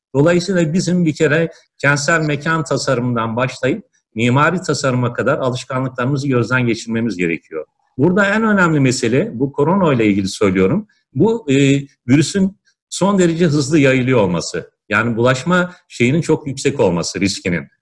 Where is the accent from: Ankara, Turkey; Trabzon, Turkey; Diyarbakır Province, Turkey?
Ankara, Turkey; now in Istanbul, Turkey; ben Ankaralıyım